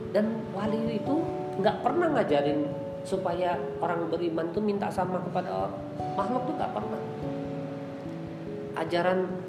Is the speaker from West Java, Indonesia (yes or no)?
yes; West Java, Indonesia; saya di Tasik ini agak salut tuh kalau saya lihat di orang kita nih orang Sunda yang termasuk dari anak kecilnya sampai ke nenek-neneknya rajin dagang tuh